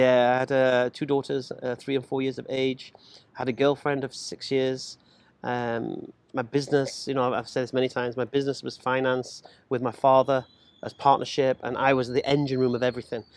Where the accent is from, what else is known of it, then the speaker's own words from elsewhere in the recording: England, United Kingdom; I'm English.